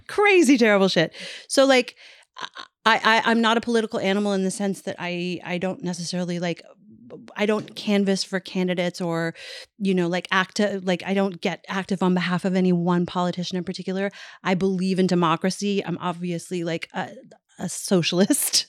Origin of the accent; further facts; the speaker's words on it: Newfoundland and Labrador, Canada; I grew up in Newfoundland